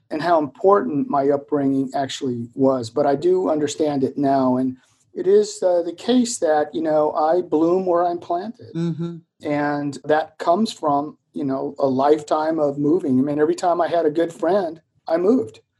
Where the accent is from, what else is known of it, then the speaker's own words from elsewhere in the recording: Germany; also born or lived in Vicenza, Italy; So my worldview emerged from a childhood lived in Germany as a military dependent.